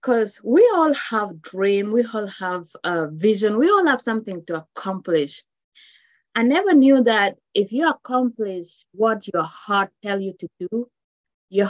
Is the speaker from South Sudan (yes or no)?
yes; South Sudan; now in United States; I am Luo from South Sudan.